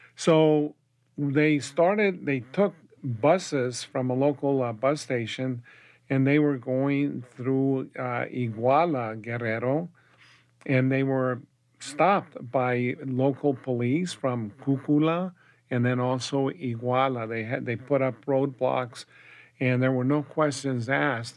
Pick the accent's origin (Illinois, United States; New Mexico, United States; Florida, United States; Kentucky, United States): New Mexico, United States; Española; also born or lived in Las Cruces, New Mexico; I was born and raised in Espanola, New Mexico